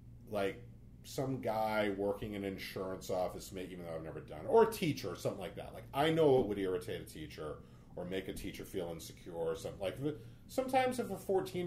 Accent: Braintree, Massachusetts, United States; moved away; also born or lived in South Bronx, New York; I grew up in Braintree

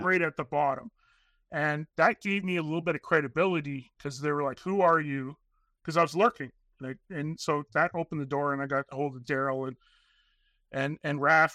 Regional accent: Northern Canada, Canada; born and raised in Northern Canada.

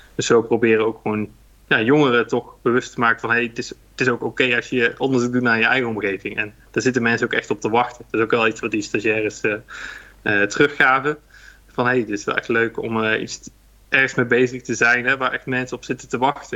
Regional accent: Hilvarenbeek, North Brabant, Netherlands; also born or lived in Nijmegen; now in Rosmalen, Netherlands; geboren in Hilvarenbeek, vlakbij de de grens met België

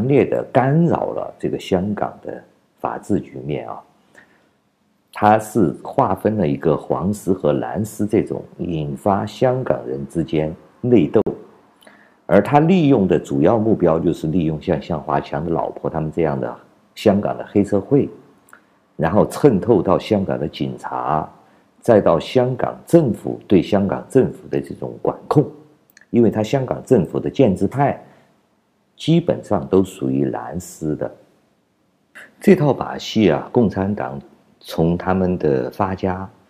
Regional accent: China; 你们没有像我们中国人一样跪倒在这个老胖子面前，你们就不配做奴隶的。你们和我们中国人永远都没有平起平坐的资格的，因为我们都是跪倒在地上的。

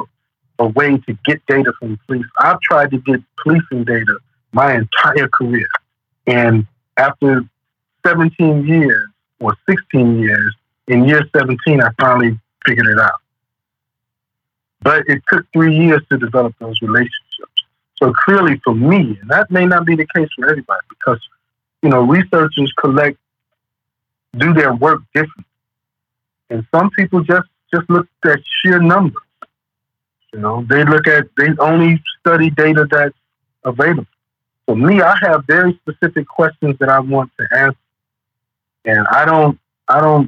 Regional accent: Cleveland, Ohio, United States; growing up in Cleveland.

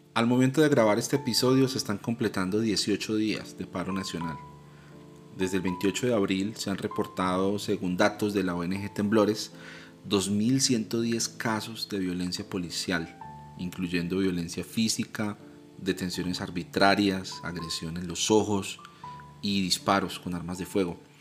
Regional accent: Colombia; Como ciudadano colombiano y como seguidor de Jesús

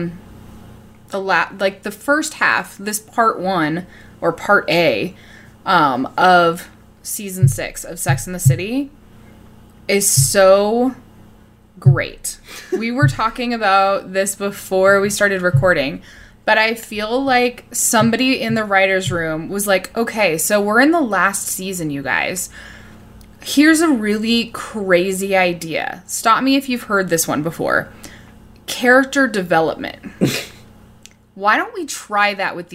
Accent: Reno, Nevada, United States; I grew up in Reno, Nevada, too

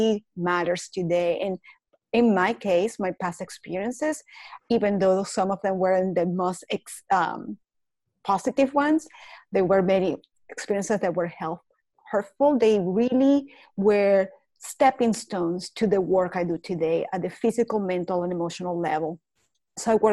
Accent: Caracas, Capital District, Venezuela; English is a second language; moved away as an adult; now in United States; I was born in Caracas, Venezuela

